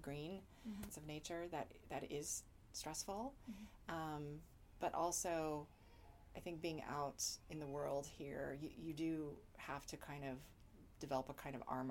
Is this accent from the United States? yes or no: yes; Texas, United States; moved away as an adult; also born or lived in Los Angeles / Boston / Ohio; now in New York, United States; I was born in Texas